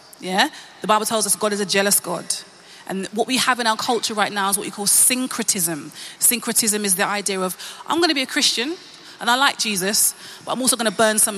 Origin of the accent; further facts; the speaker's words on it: United Kingdom; I'm Black British, I was born here